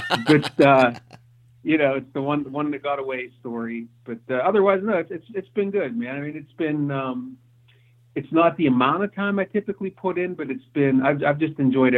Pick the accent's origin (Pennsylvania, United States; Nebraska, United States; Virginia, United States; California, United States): Pennsylvania, United States; also born or lived in Ohio; my family and I moved back to Pennsylvania, where my wife and I both grew up here, and we moved back to Pennsylvania from Ohio.